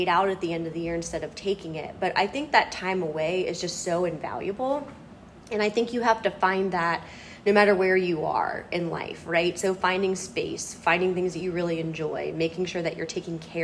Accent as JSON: {"language": "English", "town": "Cincinnati", "region": "Ohio", "country": "United States", "tie": "born or raised there", "said": "my hometown is in Cincinnati, Ohio."}